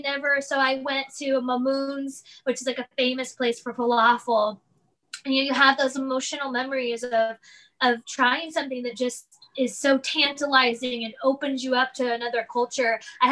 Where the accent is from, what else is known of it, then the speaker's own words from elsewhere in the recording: Midwest, United States; moved away as an adult; now in Los Angeles, United States; growing up in the Midwest, I was given kind of that idyllic Midwestern Southern life.